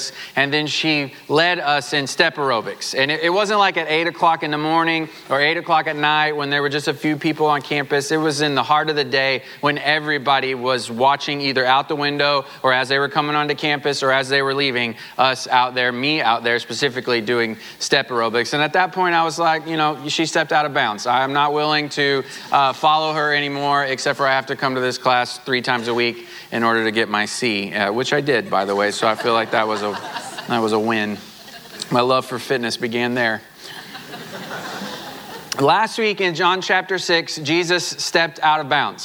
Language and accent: English; Southwest Missouri, United States; moved away; I grew up in Southwest Missouri